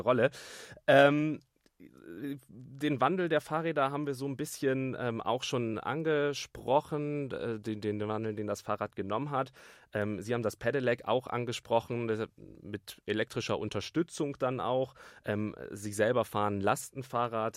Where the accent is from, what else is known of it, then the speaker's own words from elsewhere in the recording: Bremen, Germany; moved away; ich komme ganz ursprünglich aus Bremen